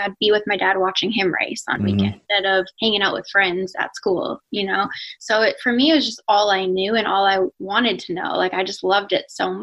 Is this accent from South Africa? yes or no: no; Winnipeg, Manitoba, Canada; now in North Carolina, United States; I'm Canadian. I grew up in Winnipeg. I'm actually here now.